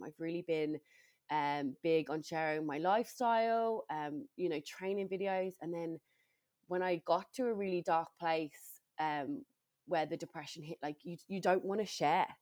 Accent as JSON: {"language": "English", "region": "England", "country": "United Kingdom", "moved": "as an adult", "lives_now": "Ireland", "said": "I'm originally from England"}